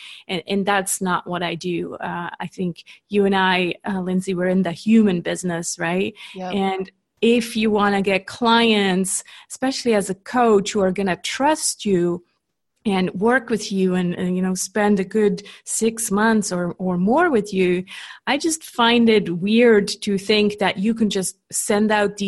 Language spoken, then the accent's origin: English; Switzerland; accent: Canadian; also born or lived in California; But I'm, born and raised in Switzerland. I'm just a copycat. So I copy my husband's accent, who's Canadian.